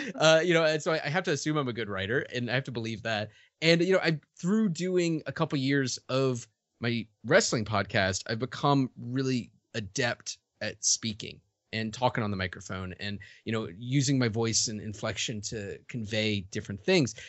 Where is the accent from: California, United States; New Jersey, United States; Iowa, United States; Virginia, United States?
Virginia, United States; Richmond; moved away as an adult; also born or lived in New York; I grew up in Richmond, Virginia, primarily in Richmond, Virginia